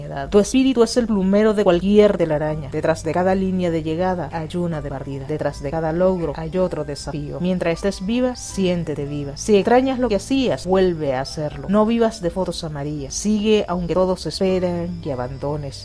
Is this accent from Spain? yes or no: no; Nicaragua; con esa fortaleza que nos ha caracterizado como, como nicaragüenses, como latinas